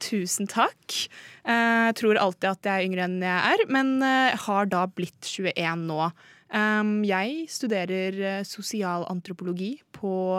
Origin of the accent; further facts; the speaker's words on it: Rælingen, Akershus, Norway; Jeg er fra også et lite sted som heter Rælingen. Ikke så langt fra Oslo